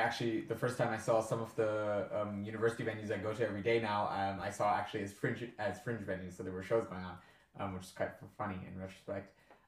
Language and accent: English; Berlin, Germany; moved away as an adult; now in Edinburgh, United Kingdom; I was born and raised bilingually in Berlin, and I went to a state international school there and did the IB there.